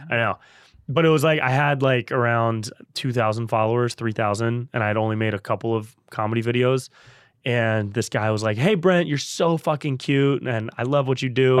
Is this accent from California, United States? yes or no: yes; Davis, California, United States; also born or lived in Santa Barbara; I grew up in Davis, up by Sacramento.